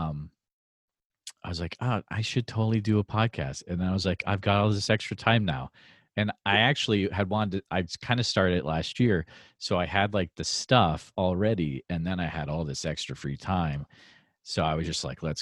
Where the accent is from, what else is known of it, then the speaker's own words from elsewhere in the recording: New England, United States; moved away; also born or lived in Central Iowa; I grew up in New England